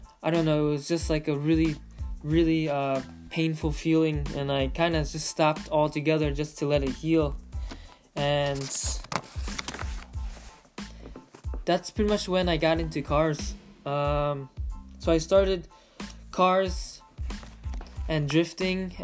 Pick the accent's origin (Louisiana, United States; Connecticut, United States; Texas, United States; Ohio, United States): Connecticut, United States; Manchester; moved away as an adult; also born or lived in West Hartford, Connecticut; now in California, United States; I'm originally from Connecticut. I was raised in Manchester, Connecticut, and then moved to West Hartford, Connecticut, and then moved to California 7 years ago.